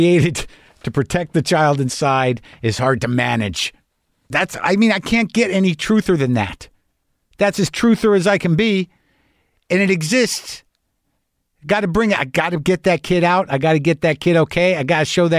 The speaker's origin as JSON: {"language": "English", "region": "New Mexico", "country": "United States", "also_born_or_lived": "New York", "moved": "yes", "lives_now": "Southern California, United States", "said": "I'm from New Mexico"}